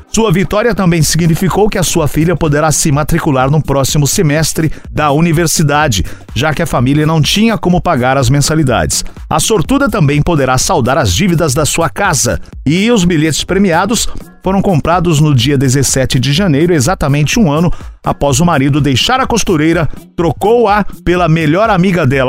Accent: Santa Amélia, Paraná, Brazil; moved away; Minha querida Paraná, que eu nasci em Santa Amélia, aí no Paraná

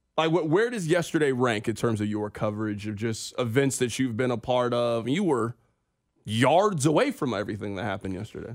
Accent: Kansas City, United States; we are from Kansas City

